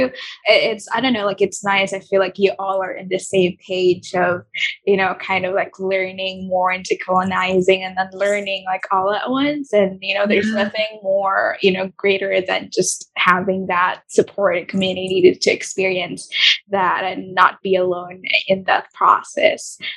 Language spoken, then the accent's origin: English; Philippines; also born or lived in Singapore; I was born and raised here